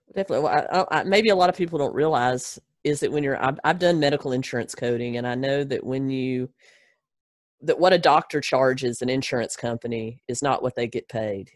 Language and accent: English; Gadsden, Alabama, United States; originally, a little town called Gadsden, Alabama